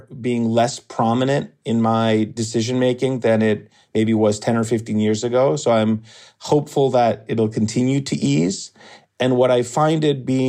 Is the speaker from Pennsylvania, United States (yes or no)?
no; Brookline, Massachusetts, United States; moved away as an adult; now in Geneva, Switzerland; I grew up in Brookline